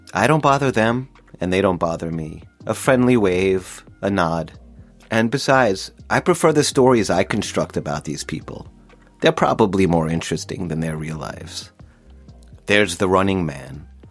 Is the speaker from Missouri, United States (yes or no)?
no; Long Island, New York, United States; Growing up in Long Island